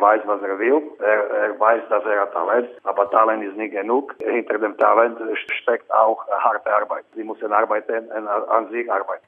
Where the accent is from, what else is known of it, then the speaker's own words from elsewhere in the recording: Slovakia; German is a second language; moved away as an adult; also born or lived in Czech Republic / Canada / Krefeld, Germany; Heimat ist äh, Slowakei, aber ich bin aus der Slowakei nach Tschechien gegangen und dann nach Kanada und dann nach Deutschland